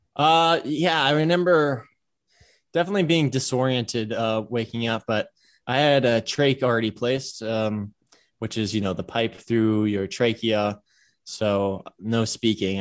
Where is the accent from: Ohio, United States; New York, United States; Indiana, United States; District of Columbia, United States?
Ohio, United States; Cleveland; moved away as an adult; also born or lived in Pasadena, California; now in Hawaii, United States; I began kindergarten in Cleveland and grew up in Cleveland, uh, Shaker Heights, Ohio